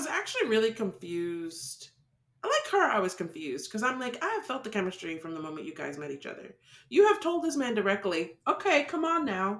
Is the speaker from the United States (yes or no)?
no; England, United Kingdom; moved away; when I was growing up in England when I was young, we didn't have a shower.